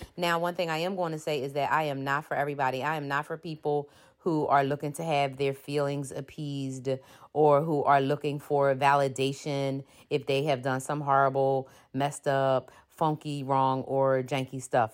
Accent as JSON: {"language": "English", "town": "Philadelphia", "region": "Pennsylvania", "country": "United States", "said": "I am from Philly. That means I'm from Philadelphia, Pennsylvania"}